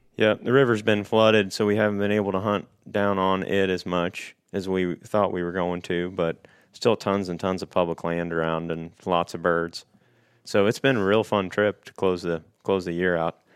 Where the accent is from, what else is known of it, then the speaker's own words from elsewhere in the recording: Paris, Missouri, United States; I'm from Paris, Missouri. It's like nine hundred and fifty people